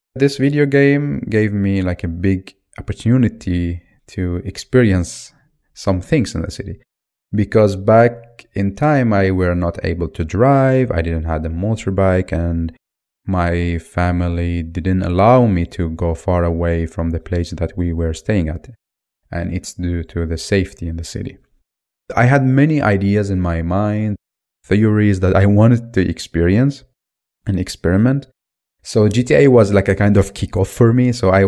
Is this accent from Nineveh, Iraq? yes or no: no; Baghdad, Baghdad Governorate, Iraq; Originally, I'm from Iraq in Baghdad. Due to the situation in the country, because of the many wars, because of the dictatorship, and now recently because of Al-Qaeda, me and my family were moving all the time.